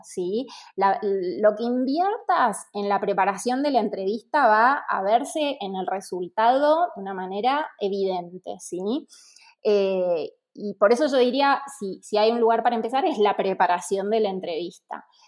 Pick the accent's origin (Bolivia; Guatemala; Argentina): Argentina; moved away as an adult; now in Mexico; soy argentina y vivo en México hace un año